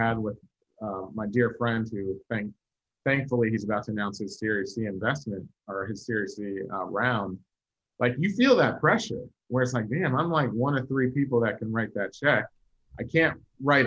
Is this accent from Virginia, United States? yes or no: yes; Virginia, United States; I'm from Virginia